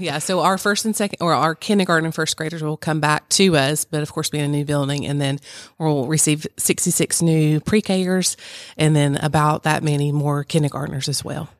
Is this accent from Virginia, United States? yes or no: yes; Virginia, United States; moved away; I grew up in Virginia